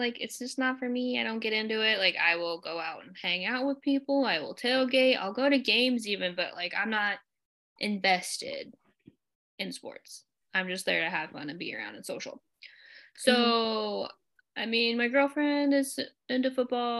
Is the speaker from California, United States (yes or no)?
no; Arizona, United States; moved away; I'm from Arizona